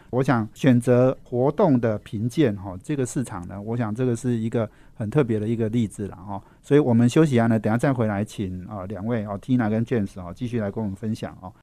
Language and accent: Chinese; Taipei, Taiwan; 我们台北人压力一定很大啦